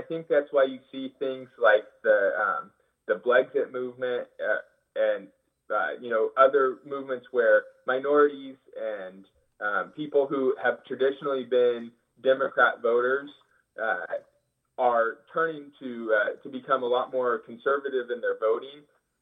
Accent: Hanford, California, United States; moved away as an adult; now in Fresno, United States; I'm from Hanford, and I vote based off my residence in Hanford

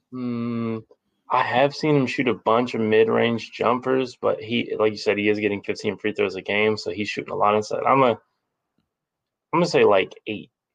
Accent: Texas, United States; I'm from Texas

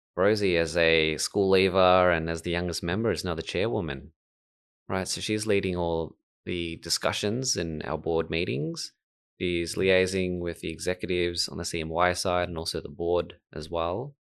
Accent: Australia; like a lot of other multicultural people growing up in Australia

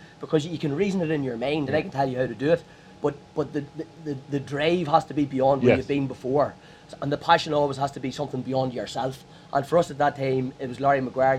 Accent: Armagh, Northern Ireland, United Kingdom; I'm from Armagh

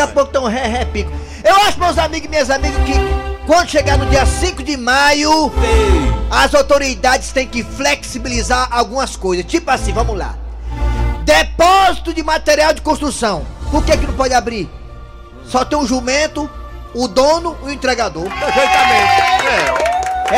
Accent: Ceará, Brazil; aqui no Ceará, falando do estado do Ceará, já que eu sou cearense, cabeça chata

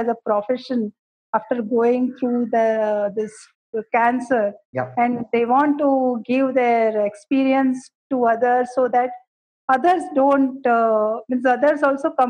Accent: Gujarat, India; also born or lived in Karnataka / Mumbai; now in Bangalore, India; I belong to Karnataka, basically, because I was brought up in Gujarat

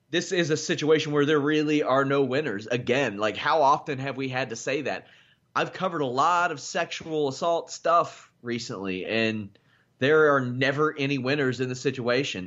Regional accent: Kentucky, United States; I'm from Kentucky

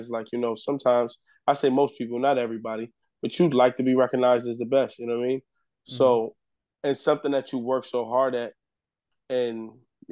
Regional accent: New York City, New York, United States; I'm from the Bronx

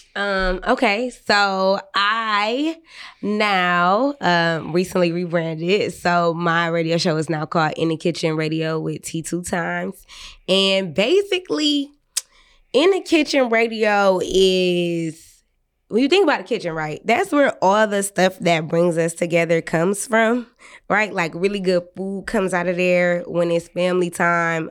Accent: Detroit, Michigan, United States; I'm from the West Side

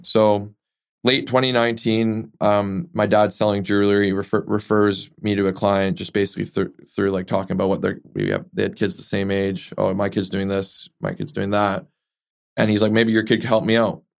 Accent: Vancouver, British Columbia, Canada; grew up here in Vancouver

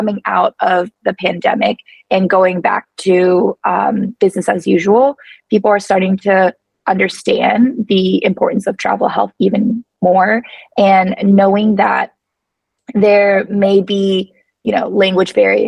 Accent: United States; now in Mexico; I'm an American

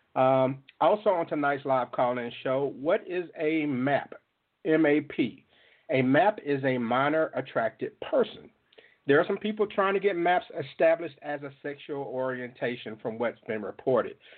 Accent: Jackson, Mississippi, United States; From the 601 area code, my hometown of Jackson, Mississippi

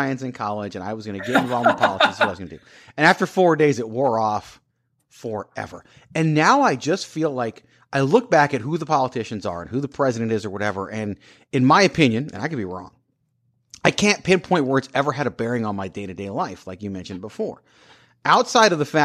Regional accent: Richmond, Virginia, United States; I grew up in Richmond, Virginia, capital of the Confederacy

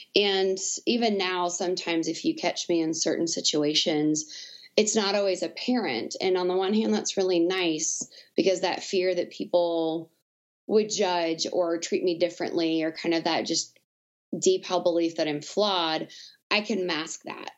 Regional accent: Southwest Arkansas, United States; moved away as an adult; also born or lived in Lincoln, Nebraska / Omaha, Nebraska; I grew up in uh, Southwest Arkansas on the border of Texas

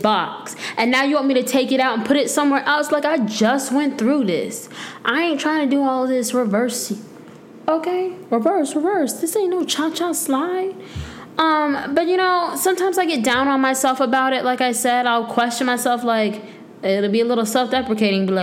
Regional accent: Tampa, Florida, United States; moved away as an adult; also born or lived in Michigan; now in North Carolina, United States; I'm from Florida. Well, I was born in Michigan, but all I know is Florida. It's literally my entire life.

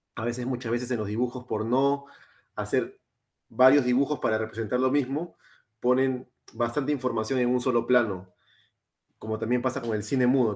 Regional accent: Lima, Peru; now in Australia; somos los tres de Lima

